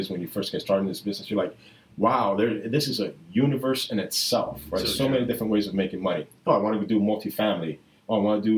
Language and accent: English; Miami, Florida, United States; moved away as an adult; now in California, United States; I'm originally from Miami, Florida